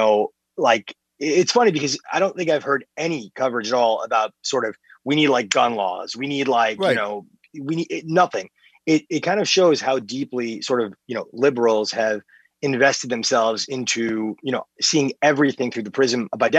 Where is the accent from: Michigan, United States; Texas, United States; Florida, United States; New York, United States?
New York, United States; New York, my hometown